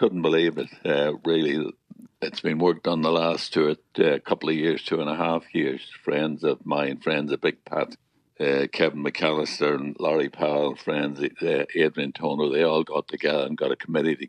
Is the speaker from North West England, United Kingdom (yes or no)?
no; Newry, Northern Ireland, United Kingdom; moved away; also born or lived in London; my hometown in Newry.